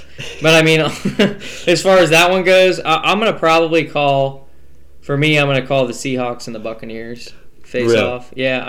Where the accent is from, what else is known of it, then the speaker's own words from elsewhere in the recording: Largo, Florida, United States; I'm from Florida, Largo, so I got roots in Tampa.